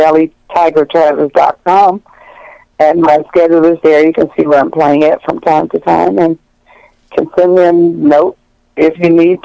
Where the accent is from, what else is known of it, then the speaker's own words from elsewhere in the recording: the South, United States; I'm from the South